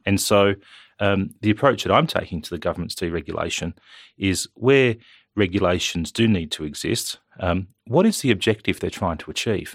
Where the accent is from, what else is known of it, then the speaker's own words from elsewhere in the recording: Wyong, New South Wales, Australia; moved away as an adult; also born or lived in Canberra; now in Western Australia, Australia; I grew up in New South Wales on the Central Coast. I grew up in Wyong, went to Wyong High School.